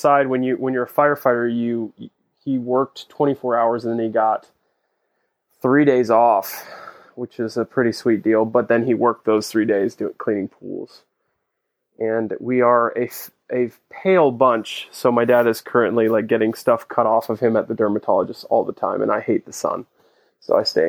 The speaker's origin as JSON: {"language": "English", "town": "Wellington", "region": "Florida", "country": "United States", "tie": "born or raised there", "said": "I grew up in like an equestrian community called Wellington"}